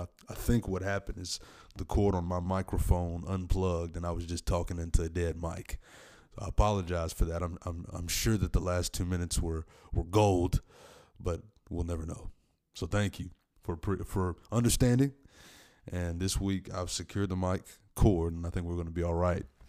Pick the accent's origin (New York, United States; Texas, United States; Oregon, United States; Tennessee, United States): Tennessee, United States; in my home state, Tennessee, in Middle Tennessee, Nashville